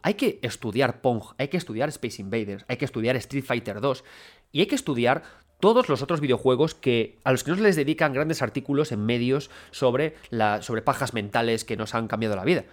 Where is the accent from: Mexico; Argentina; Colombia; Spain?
Spain; Galicia; yo soy gallego